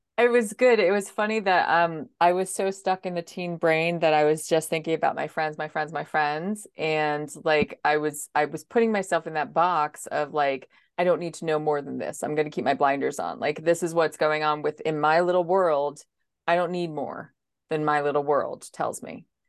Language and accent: English; New Jersey, United States; I am actually from New Jersey, so I'm coming to you on the East Coast.